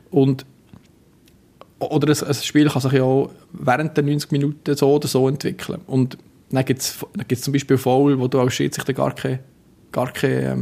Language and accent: German; Bern, Switzerland; ich bin nicht als Berner auf dem Platz